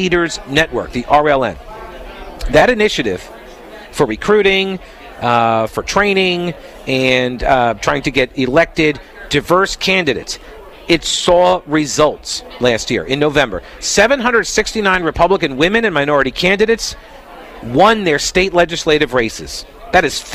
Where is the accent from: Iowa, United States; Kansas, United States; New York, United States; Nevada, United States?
New York, United States; now in North Carolina, United States; I'm from New York